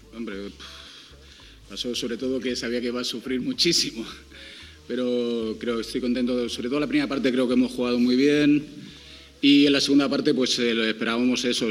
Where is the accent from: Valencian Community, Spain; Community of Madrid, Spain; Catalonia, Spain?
Community of Madrid, Spain; Fuenlabrada; also born or lived in Leganés; yo realmente yo nací en Leganés, pero yo me siento de Fuenlabrada, o sea, toda la vida he vivido